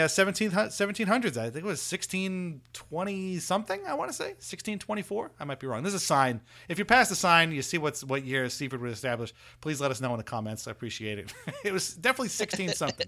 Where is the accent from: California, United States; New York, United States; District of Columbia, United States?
New York, United States; Seaford; where I grew up in Seaford